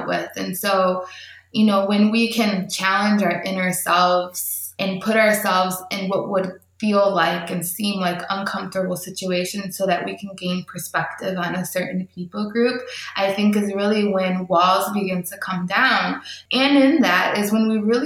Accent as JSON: {"language": "English", "country": "United States", "said": "as an American"}